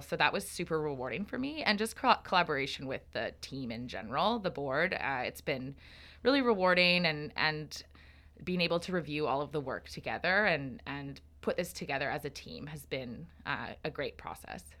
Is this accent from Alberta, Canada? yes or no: yes; Calgary, Alberta, Canada; moved away as an adult; now in Victoria, Canada; I'm originally from Treaty seven, or Calgary area, in Alberta.